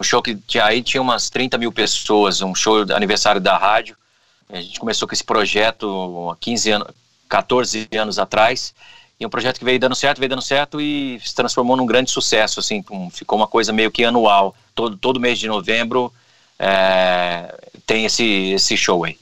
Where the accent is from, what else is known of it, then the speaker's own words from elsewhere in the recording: Auriflama, São Paulo, Brazil; now in Americana, Brazil; lá na minha cidade, Auriflama